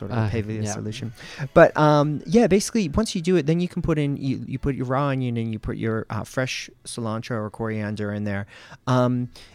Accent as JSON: {"language": "English", "region": "America's Northeast", "country": "United States", "tie": "born or raised there", "moved": "as an adult", "lives_now": "Australia", "said": "I grew up in America's Northeast"}